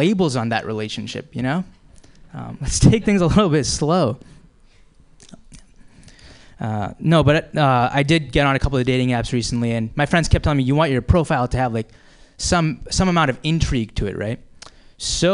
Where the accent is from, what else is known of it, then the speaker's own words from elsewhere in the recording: Boston, Massachusetts, United States; I am from the Boston area originally